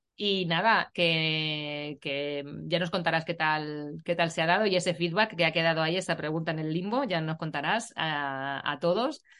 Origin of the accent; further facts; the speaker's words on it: Puertollano, Castilla-La Mancha, Spain; yo vivo en, bueno, yo soy de, de Portollano